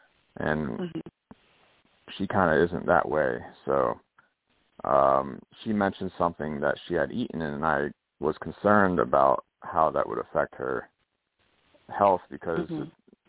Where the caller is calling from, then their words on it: Pennsylvania, United States; I'm in Pennsylvania.